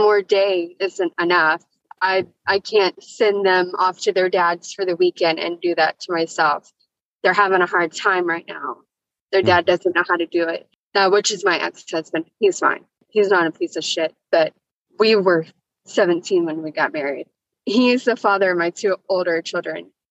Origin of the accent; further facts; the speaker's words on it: Houston, Texas, United States; also born or lived in Amarillo, Texas; I was born in Amarillo. I grew up down here, Houston